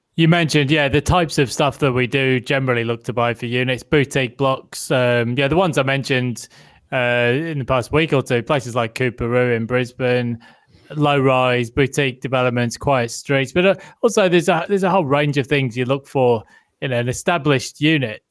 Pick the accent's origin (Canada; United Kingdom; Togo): United Kingdom; now in Australia; being a Brit